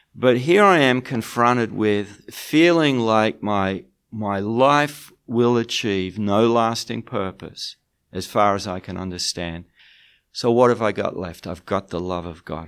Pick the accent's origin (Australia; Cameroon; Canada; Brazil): Australia; moved away as an adult; now in United Kingdom; I live in the UK, but I'm from Australia